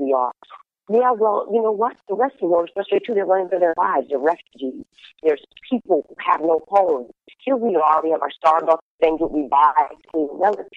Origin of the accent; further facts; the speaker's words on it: Flagstaff, Arizona, United States; moved away; also born or lived in Winslow, Arizona; I'm from Arizona. Mountains. I was born in Winslow and raised in Flagstaff, Arizona